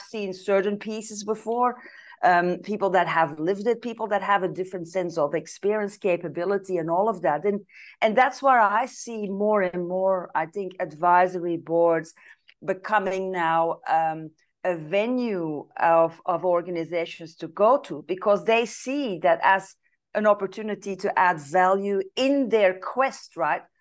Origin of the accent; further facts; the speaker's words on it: Belgium; moved away as an adult; now in Italy; I'm originally from Belgium